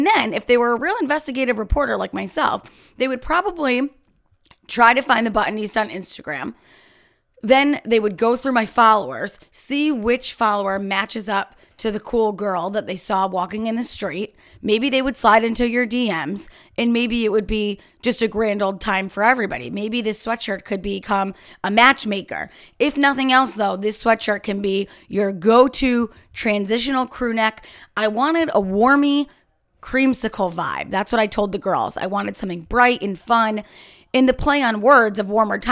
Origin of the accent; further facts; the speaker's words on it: United States; here in America